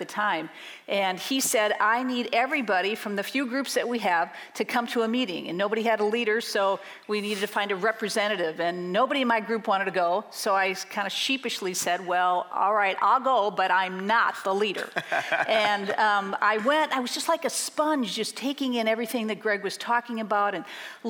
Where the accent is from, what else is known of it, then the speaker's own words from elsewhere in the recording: Minneapolis, Minnesota, United States; moved away as an adult; now in Madison, United States; I grew up in Minneapolis, and in 1988, we moved to Madison for my husband's job